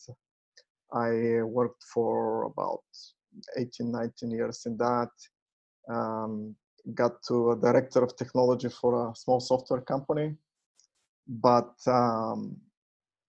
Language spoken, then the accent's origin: English; Bulgaria; moved away as an adult; also born or lived in United States / Canada; I was born in Bulgaria and graduated there in a technical university, computer science. And after I graduated, I left for the US